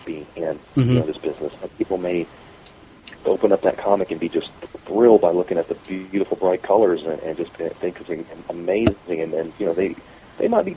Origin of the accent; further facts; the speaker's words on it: Biloxi, Mississippi, United States; my hometown of Biloxi, Mississippi